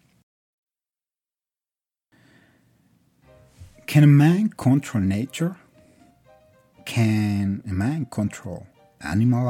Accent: Mexico; English is a second language; now in Colombia; I am from Mexico, but I live in Colombia.

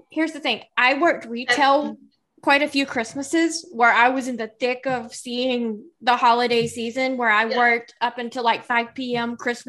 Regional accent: South Carolina, United States; accent: Southern; I grew up, I'm Southern, as you can probably tell just hearing my voice, you can probably tell I'm from the South. I grew up in the deep heart of South Carolina, in the South, in a Southern Baptist church.

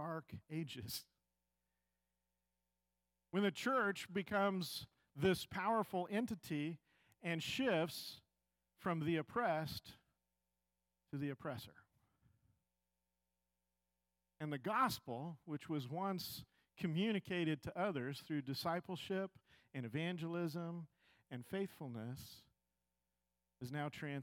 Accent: United States; We, as American Christians

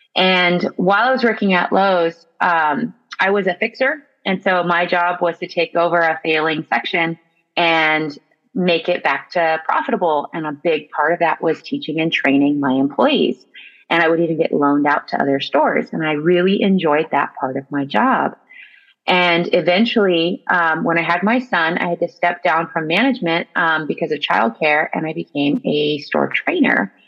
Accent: the Valley, California, United States; also born or lived in San Francisco; I actually was born and raised here in the Valley

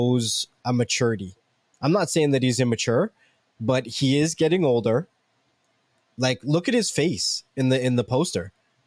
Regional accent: Canada; I'm Canadian

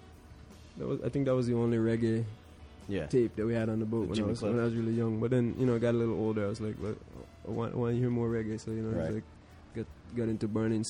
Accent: Bermuda; also born or lived in Caribbean; growing up in Bermuda and in the Caribbean

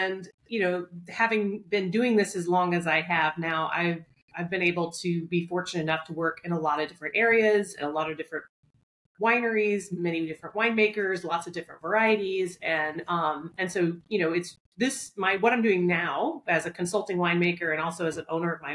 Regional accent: Southeast, United States; now in New York, United States; I grew up in the Southeast

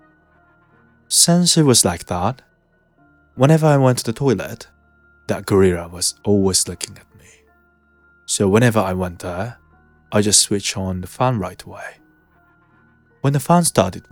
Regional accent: Ibaraki, Japan; moved away as an adult; also born or lived in Kyoto; I was born in Ibaraki Prefecture, but I moved to Kyoto as I got into university there.

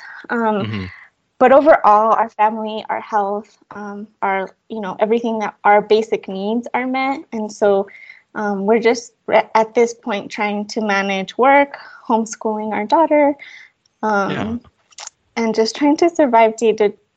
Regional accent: Fort Lupton, Colorado, United States; also born or lived in Chihuahua, Mexico; I was born in Chihuahua, Chihuahua, Mexico, and my parents came to Colorado, to Fort Lupton, Colorado, when I was 3 years old.

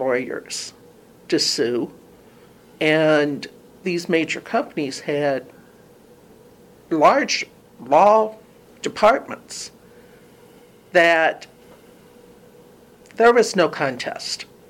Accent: Louisville, Kentucky, United States; moved away as an adult; now in Toledo, United States; I grew up in Louisville, Kentucky, moved here when I got my job at the library in 1978.

